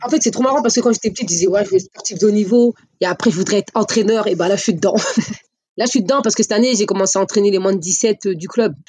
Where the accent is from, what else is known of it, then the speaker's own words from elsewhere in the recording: Le Havre, Normandy, France; dans ma ville, euh, gagner la finale euh, chez nous au Doc